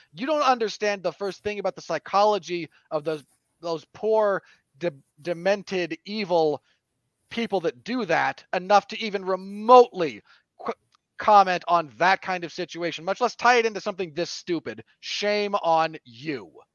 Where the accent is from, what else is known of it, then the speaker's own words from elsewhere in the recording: Salt Lake City, Utah, United States; my home state of Salt Lake City.